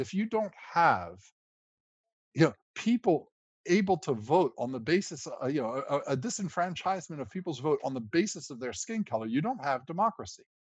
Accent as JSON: {"language": "English", "country": "United States", "said": "I'm a lawyer by background and I'm an American"}